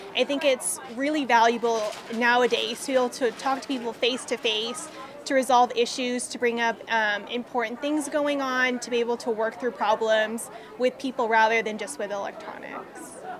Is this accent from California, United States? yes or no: yes; Los Angeles, California, United States; I'm originally from Los Angeles